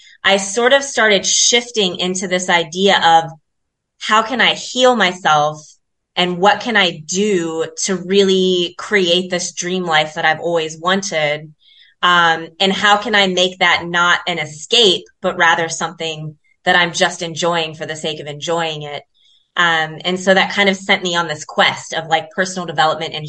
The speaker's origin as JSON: {"language": "English", "town": "Columbus", "region": "Ohio", "country": "United States", "tie": "born or raised there", "moved": "yes", "lives_now": "South Africa", "said": "I'm born and raised in Columbus, Ohio"}